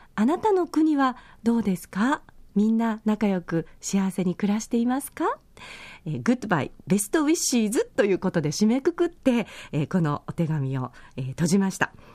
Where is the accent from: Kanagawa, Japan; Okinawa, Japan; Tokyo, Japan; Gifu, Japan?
Okinawa, Japan; Yaese; 私の地元、八重瀬町